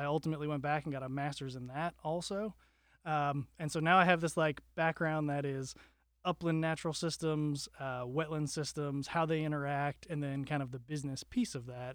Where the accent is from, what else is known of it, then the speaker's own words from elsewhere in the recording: Wellington, Florida, United States; I grew up in South Florida in a town called Wellington